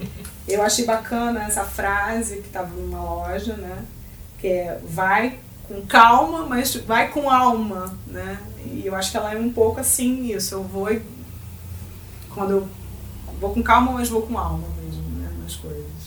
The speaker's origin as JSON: {"language": "Portuguese", "region": "Rio de Janeiro", "country": "Brazil", "said": "eu não sou gaúcha, eu sou carioca"}